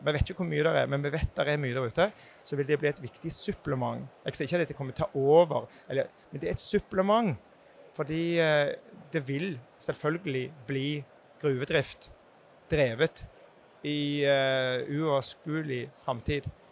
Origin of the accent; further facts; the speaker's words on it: Jæren, Rogaland, Norway; jeg kommer jo fra Jæren sjøl